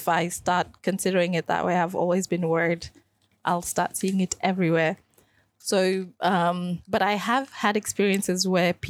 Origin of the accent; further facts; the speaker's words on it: Sydney, New South Wales, Australia; moved away as an adult; also born or lived in Kenya / Caroline Springs, Melbourne; now in Melbourne, Australia; I moved to Melbourne when I was already an adult. So I grew up in Western Sydney